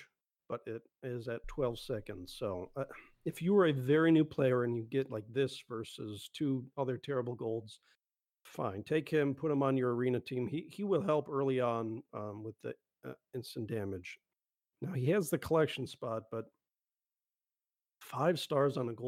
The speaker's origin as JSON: {"language": "English", "town": "Buffalo", "region": "New York", "country": "United States", "tie": "born or raised there", "said": "I grew up in Buffalo"}